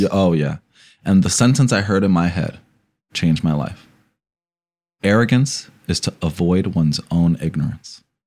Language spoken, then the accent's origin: English; New Jersey, United States; I'm from New Jersey, and Passaic, Patterson, coupled, and Newark, right? And so you gr, I grew up around a lot of gangs